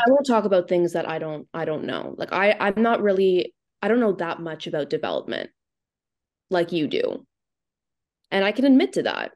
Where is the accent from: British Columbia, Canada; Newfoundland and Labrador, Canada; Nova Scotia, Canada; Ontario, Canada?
Ontario, Canada; Thornhill; I grew up in Thornhill.